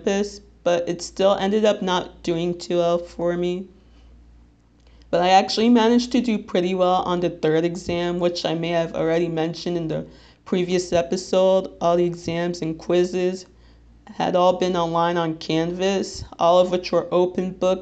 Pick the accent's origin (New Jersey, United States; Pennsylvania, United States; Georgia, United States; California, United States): New Jersey, United States; Little Ferry; I'm 22 years old, and I'm from Little Ferry, New Jersey, which, if you're not familiar with, it's in Bergen County